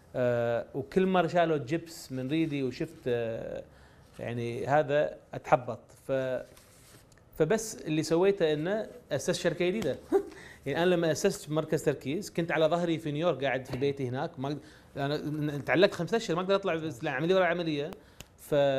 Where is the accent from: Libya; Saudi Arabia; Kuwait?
Kuwait; انا ماني امريكي انا كويتي